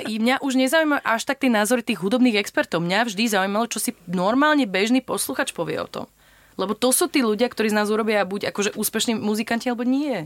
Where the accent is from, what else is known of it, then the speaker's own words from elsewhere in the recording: Slovakia; moved away as an adult; now in Madeira, Portugal; mali sme rodičov z iných krajín, ale vyrastali sme na Slovensko